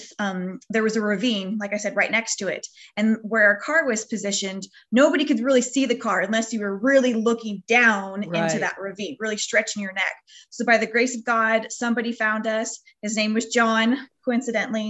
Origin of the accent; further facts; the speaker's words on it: Northern California, United States; We're from the Northern California area.